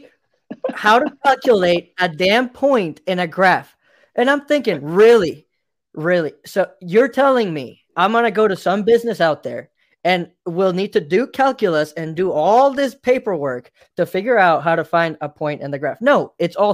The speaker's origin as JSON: {"language": "English", "country": "Mexico", "moved": "yes", "said": "I come from Mexico, and I tell you something, down there, we didn't have much"}